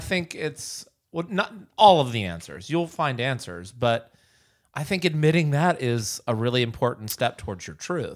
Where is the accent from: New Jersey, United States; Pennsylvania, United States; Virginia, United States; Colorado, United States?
Virginia, United States; Bird's Nest; moved away as an adult; also born or lived in New York City / Los Angeles; I'm from Bird's Nest, Virginia